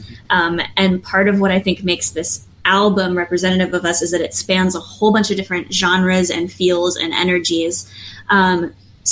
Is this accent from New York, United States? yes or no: yes; New York, United States; I grew up in New York